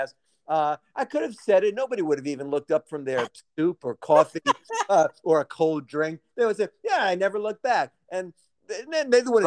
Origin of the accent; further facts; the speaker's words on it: New York City, New York, United States; I'm just a regular guy from Scranton, but I'm from Brooklyn